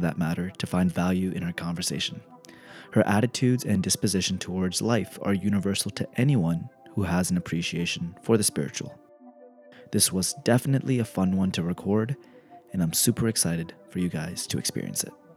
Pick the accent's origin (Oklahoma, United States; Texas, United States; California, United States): Texas, United States; my hometown. Texas